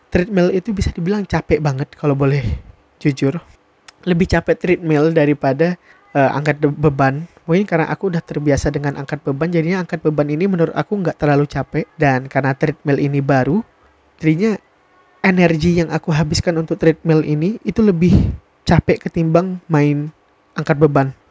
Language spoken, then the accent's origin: Indonesian; Sintang, West Kalimantan, Indonesia; pergi keluar kota, dari kota aku, yaitu Sintang, pergi ke kota lain